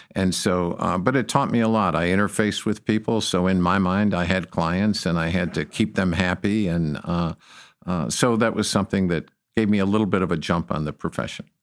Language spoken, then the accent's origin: English; Detroit, Michigan, United States; moved away as an adult; now in Texas, United States; I came from Detroit, Michigan